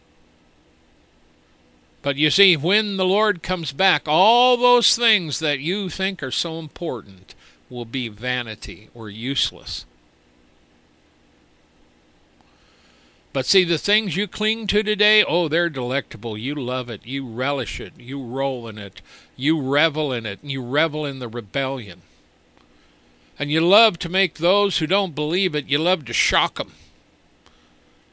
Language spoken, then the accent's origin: English; United States; we're American